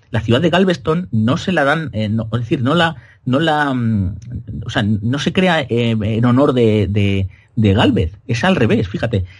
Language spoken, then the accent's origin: Spanish; Spain